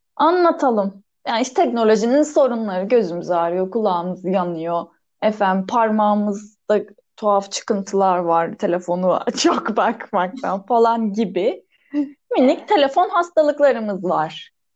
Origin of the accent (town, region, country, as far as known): Adana, Turkey